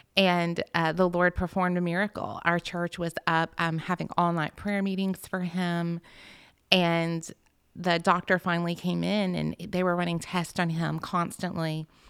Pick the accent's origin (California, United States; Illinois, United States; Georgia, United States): Georgia, United States; Alpharetta; I was raised in Alpharetta